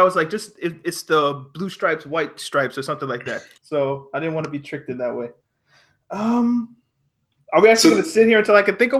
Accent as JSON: {"language": "English", "country": "Canada", "tie": "born or raised there", "said": "As a Canadian"}